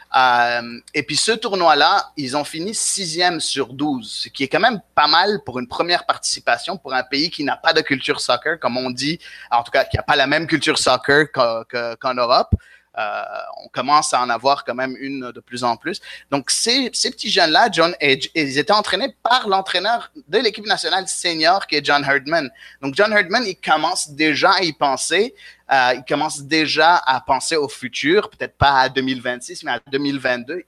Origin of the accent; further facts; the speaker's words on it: Quebec, Canada; moi, écoute, euh, je suis québécois